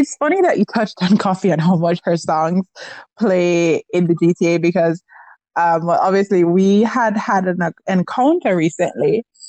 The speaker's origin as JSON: {"language": "English", "country": "Jamaica"}